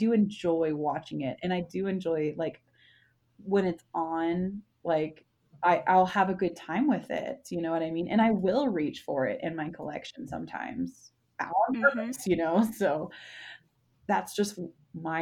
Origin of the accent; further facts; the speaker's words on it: the South, United States; moved away; also born or lived in Texas; I was raised in the South